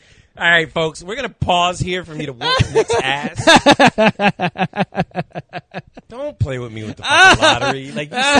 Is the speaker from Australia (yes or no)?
no; Puerto Rico; Puerto Rican.